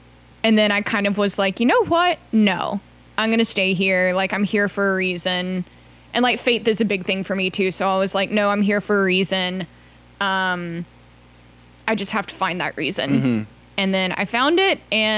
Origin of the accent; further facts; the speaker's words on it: North Carolina, United States; moved away as an adult; now in Chattanooga, United States; I'm originally from North Carolina. All my family's still there.